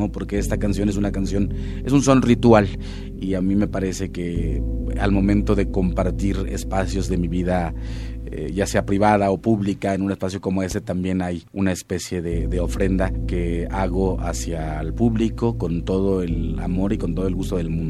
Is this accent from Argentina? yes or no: no; Huasteca, Mexico; now in Mexico City, Mexico; yo llegué a la Ciudad de México y escuché …. Yo siempre digo que quizá haya sido la voz tan aguda de … que me parecía que hacía una especie de, de cumbre tipo falsete del guapango, que yo vengo de una tierra de guapangos